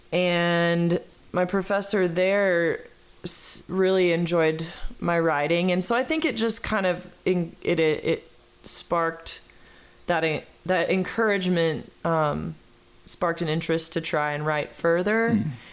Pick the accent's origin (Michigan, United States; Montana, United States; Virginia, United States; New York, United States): Montana, United States; Belgrade; I, grew up about eight miles outside of Bozeman mm. in a in a small town called Belgrade